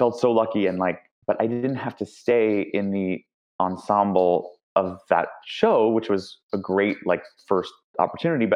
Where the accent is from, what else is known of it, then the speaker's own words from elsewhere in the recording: New York City, New York, United States; moved away as an adult; also born or lived in Michigan; now in Los Angeles, United States; Born and raised in Manhattan